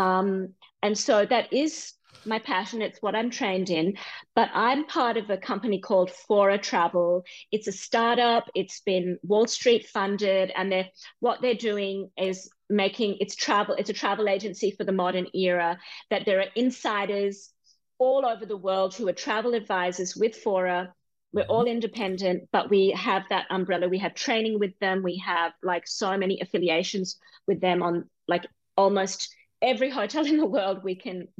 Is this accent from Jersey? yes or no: no; Perth, Western Australia, Australia; moved away as an adult; now in Southwest Washington, United States; I was born in Australia